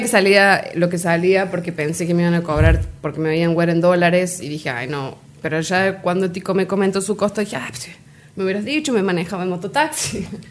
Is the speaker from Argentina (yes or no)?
yes; Río Ceballos, Córdoba, Argentina; moved away as an adult; now in Cintalapa, Mexico; Nacida en Argentina, en Córdoba capital, eh, está justo en el centro del país de Argentina, y me crié en un pueblito turístico, ciudad ya, que se llama Río Ceballos.